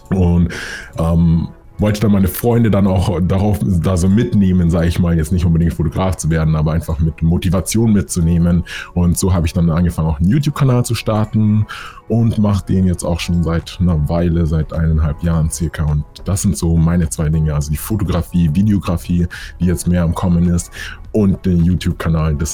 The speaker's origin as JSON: {"language": "German", "town": "Munich", "region": "Bavaria", "country": "Germany", "said": "weil hier in Deutschland war es immer so oder hier in München, wo ich herkomme, die Leute haben immer diesen geraden Weg im Kopf"}